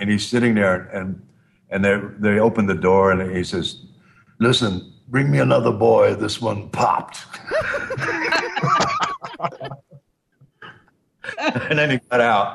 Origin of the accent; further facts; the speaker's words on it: New York, United States; moved away; I'm from New York